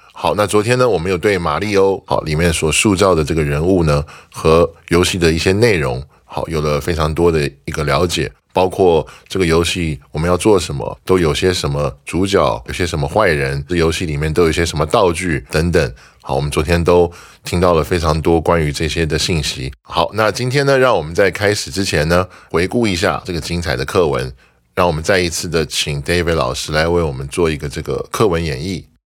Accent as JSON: {"language": "Chinese", "country": "Taiwan", "said": "我们台湾人"}